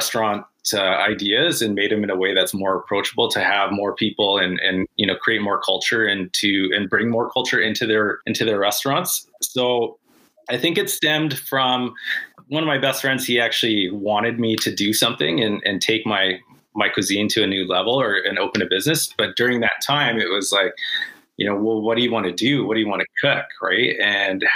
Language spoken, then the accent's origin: English; Canada; As a Canadian-born Filipino